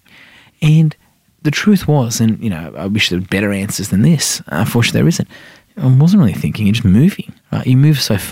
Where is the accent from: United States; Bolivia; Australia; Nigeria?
Australia; New South Wales; also born or lived in Iran; January 1988, you know, before I turned 5, we showed up 2 weeks before the Vice in Australia